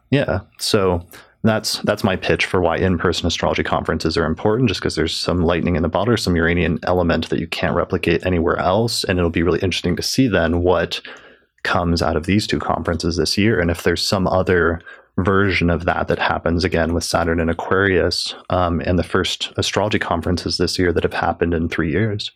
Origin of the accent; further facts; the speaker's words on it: Denver, Colorado, United States; not far from Denver, from my hometown